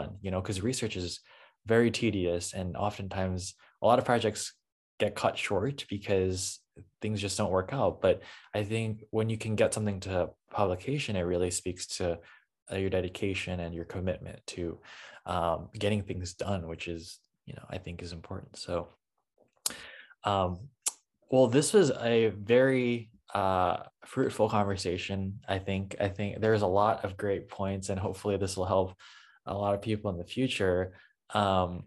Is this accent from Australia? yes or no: no; St. Louis, Missouri, United States; also born or lived in Columbia, Missouri; I'm from the St. Louis area